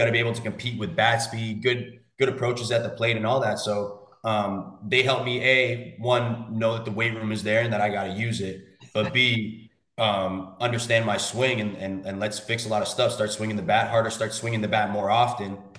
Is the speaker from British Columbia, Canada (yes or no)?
no; Toronto, Ontario, Canada; moved away as an adult; I'm originally from Toronto, Canada.